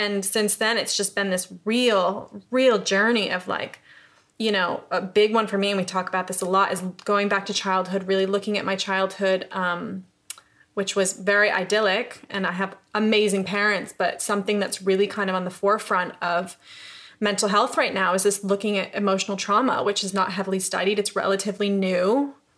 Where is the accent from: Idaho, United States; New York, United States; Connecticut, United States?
New York, United States; upstate; moved away as an adult; also born or lived in Los Angeles; now in London, United Kingdom; I'm from upstate New York